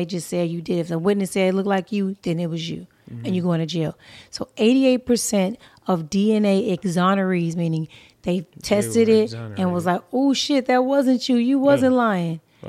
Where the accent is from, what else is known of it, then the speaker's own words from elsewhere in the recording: California, United States; I know about shit that happened in Oregon, San Francisco, Washington, because I'm from Cali.